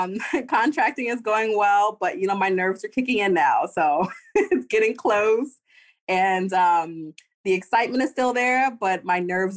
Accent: New York, United States; now in Florida, United States; I'm from New York, so I'm not a fair gauge.

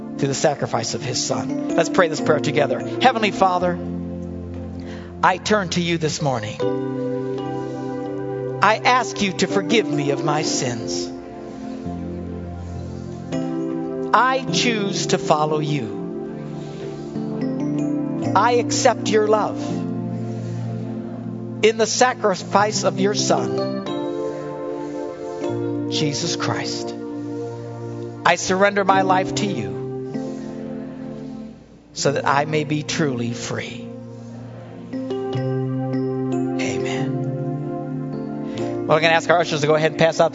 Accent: United States; the freedoms we enjoy as Americans

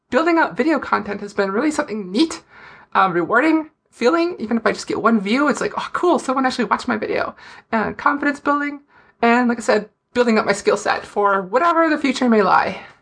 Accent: Fargo, North Dakota, United States; accent: Fargo; everyone loves watching me talk with my Fargo accent on a video where I was mocking a Fargo accent.

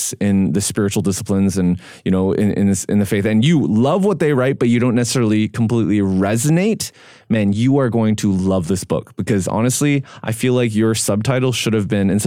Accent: Vancouver, British Columbia, Canada; moved away; my hometown where I grew up in Vancouver

